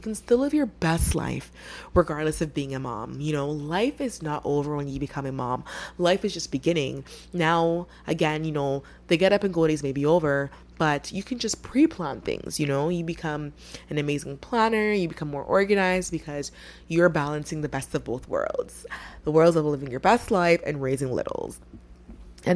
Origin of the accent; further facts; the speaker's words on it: Ghana; I'm from Ghana, which is in West Africa